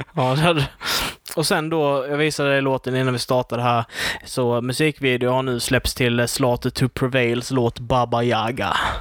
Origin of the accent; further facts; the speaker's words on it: Sweden; jag är svensk